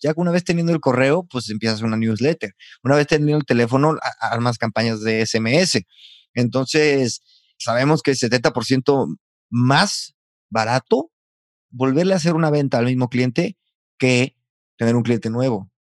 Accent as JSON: {"language": "Spanish", "region": "San Luis Potosí", "country": "Mexico", "moved": "yes", "lives_now": "Valladolid, Spain"}